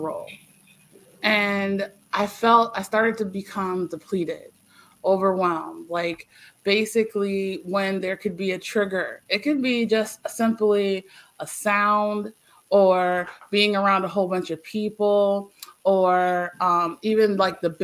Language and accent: English; Eastern Shore, Virginia, United States; I'm from Virginia, born and raised, and then I left here. I'm a country girl.